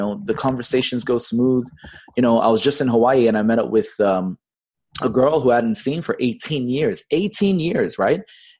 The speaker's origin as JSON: {"language": "English", "country": "Bangladesh", "tie": "born or raised there", "also_born_or_lived": "Fiji", "lives_now": "Los Angeles, United States", "said": "I've got an Australian citizenship, even though I was born in Fiji. But then I grew up most of my formative years in Bangladesh at an American international school."}